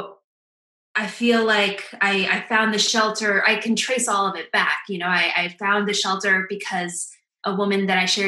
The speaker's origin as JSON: {"language": "English", "town": "Madison", "region": "Wisconsin", "country": "United States", "moved": "as an adult", "lives_now": "New York, United States", "said": "I'm from Madison, Wisconsin, which is a college town"}